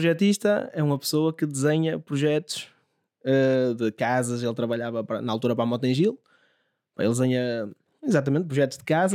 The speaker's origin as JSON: {"language": "Portuguese", "town": "Santo Isidoro", "country": "Portugal", "tie": "born or raised there", "said": "na minha terra, em Santo Isidoro"}